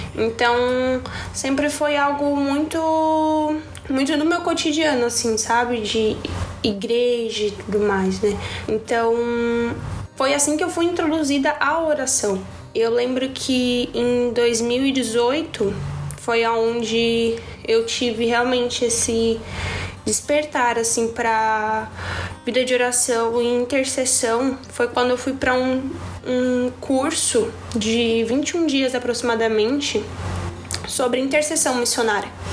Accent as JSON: {"language": "Portuguese", "town": "Tubarão", "region": "Santa Catarina", "country": "Brazil", "said": "eu tenho 20 anos e eu sou de Tubarão, Santa Catarina."}